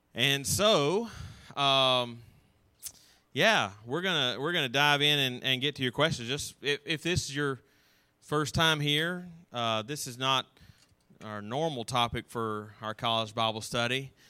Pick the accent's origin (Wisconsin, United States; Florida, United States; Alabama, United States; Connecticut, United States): Alabama, United States; North; also born or lived in Auburn, Alabama; I grew up in North Alabama, and I came to Auburn